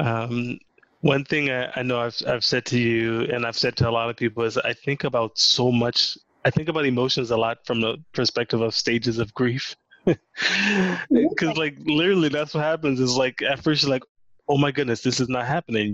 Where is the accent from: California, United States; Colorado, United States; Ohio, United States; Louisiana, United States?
Louisiana, United States; growing up in Louisiana, um, we didn't have an NBA team